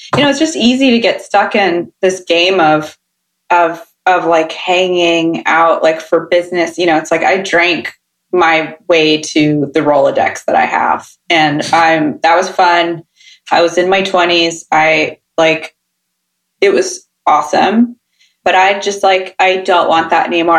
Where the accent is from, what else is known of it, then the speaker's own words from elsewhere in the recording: Sacramento, California, United States; I'm from Sacramento